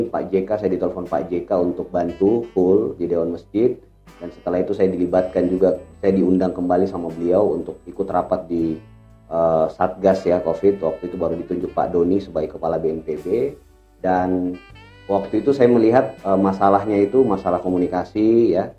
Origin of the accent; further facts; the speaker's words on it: Makassar, South Sulawesi, Indonesia; saya merasa sebagai orang Makassar, sebagai orang Sulsel juga ikut e, terpanggil lah ya. Kok daerah saya Sulsel Makassar yang saya tahu masyarakatnya itu ramah-ramah, hangat-hangat